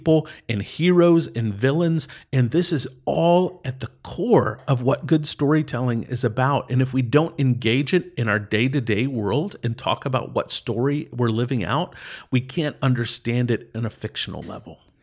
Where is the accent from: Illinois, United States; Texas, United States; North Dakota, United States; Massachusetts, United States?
Texas, United States; East; moved away as an adult; I grew up in East Texas